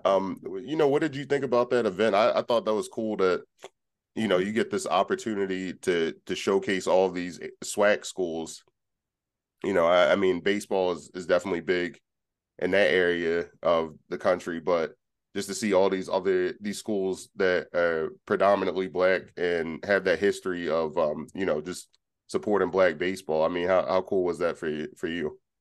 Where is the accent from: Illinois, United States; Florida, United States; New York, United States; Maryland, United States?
Maryland, United States; Baltimore; now in Central Pennsylvania, United States; my hometown of Baltimore